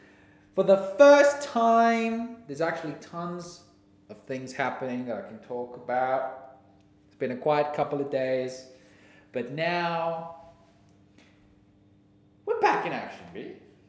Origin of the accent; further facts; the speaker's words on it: New Zealand; accent: New Zealand; I think my New Zealand accent's pretty nice.